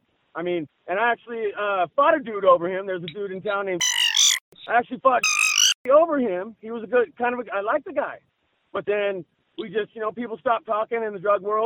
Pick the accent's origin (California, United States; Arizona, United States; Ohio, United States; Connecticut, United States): California, United States; Keswick; I'm from Keswick, ma'am. I'm from Bernie and Keswick, yeah.